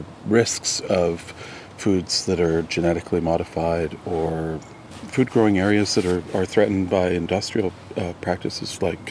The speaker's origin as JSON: {"language": "English", "town": "Almonte", "region": "Ontario", "country": "Canada", "tie": "born or raised there", "also_born_or_lived": "Ottawa, Ontario", "said": "So they had the mills in Elmont, Ontario, where I grew up. I was born in Ottawa, my dad was born in Toronto, and my mom was born in Montclair, New Jersey."}